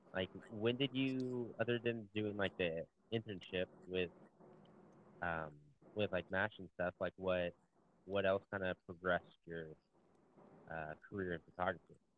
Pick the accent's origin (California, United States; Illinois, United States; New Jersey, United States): California, United States; Southern; I'm from Southern California